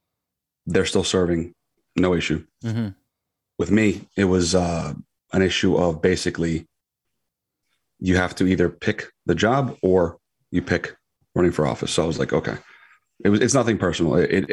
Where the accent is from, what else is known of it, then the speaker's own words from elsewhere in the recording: Queens, New York, United States; And I was born in Queens, Flushing. And, you know, just grew up basically everywhere.